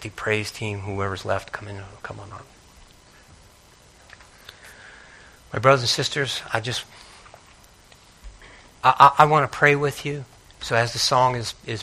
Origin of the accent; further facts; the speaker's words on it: Northeast, United States; I grew up in the Northeast.